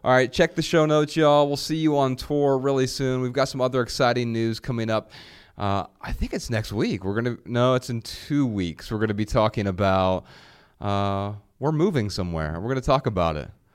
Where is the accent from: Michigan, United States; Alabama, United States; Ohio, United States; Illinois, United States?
Ohio, United States; Dayton; moved away; I'm from Dayton, Ohio